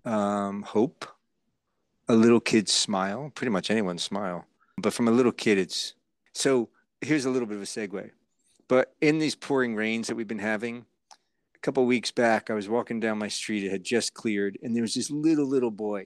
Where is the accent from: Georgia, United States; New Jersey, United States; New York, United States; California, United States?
New Jersey, United States; moved away as an adult; now in Los Angeles, United States; I grew up in Jersey